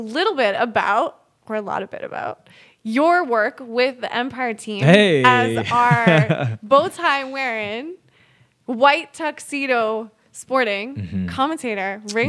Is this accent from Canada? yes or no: yes; Alberta, Canada; I'm from Alberta.